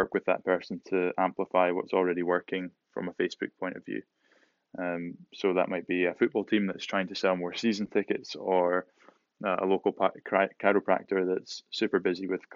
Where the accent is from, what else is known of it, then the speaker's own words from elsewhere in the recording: Shetland Islands, Scotland, United Kingdom; moved away as an adult; also born or lived in Manchester / Edinburgh; I wasn't born in Shetland, but I grew up in Shetland for until the age of 18